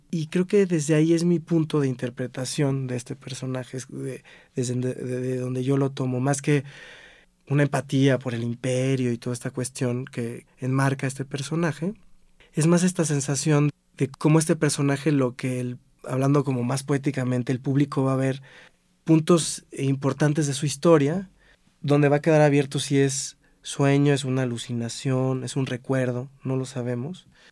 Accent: Cuernavaca, Morelos, Mexico; also born or lived in Xalapa, Veracruz; Soy originario de Jalapa, Veracruz, pero desde muy chiquito me fui a vivir a Cuernavaca y pues ahí es donde radico

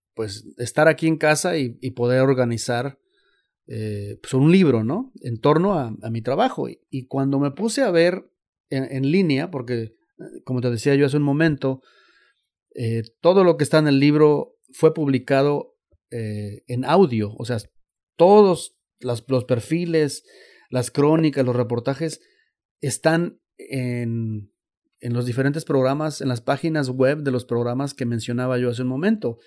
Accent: Xalapa, Veracruz, Mexico; now in United States; yo no soy chicano, soy de Jalapa, Veracruz

